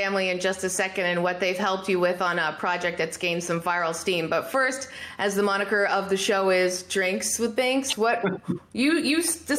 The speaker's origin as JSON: {"language": "English", "country": "Canada", "said": "you and I are both Canadian"}